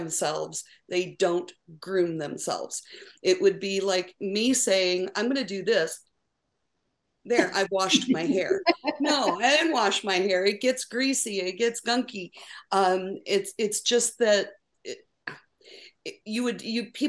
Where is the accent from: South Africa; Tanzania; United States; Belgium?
United States; Cleveland, Ohio; moved away as an adult; now in Houston, United States; I'm originally from the Cleveland, Ohio area